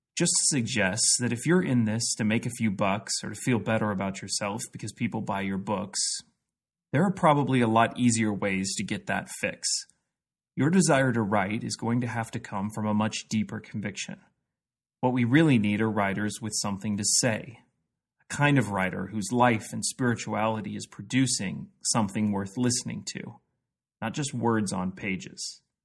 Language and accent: English; Jefferson City, Missouri, United States; I grew up in Jefferson City, Missouri